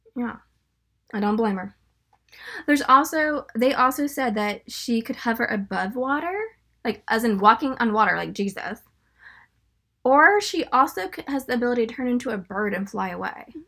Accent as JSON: {"language": "English", "region": "Northern California", "country": "United States", "said": "I'm from Northern California"}